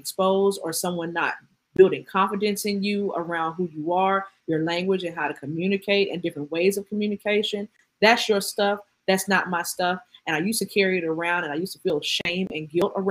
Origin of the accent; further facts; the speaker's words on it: Atlanta, Georgia, United States; I'm from Atlanta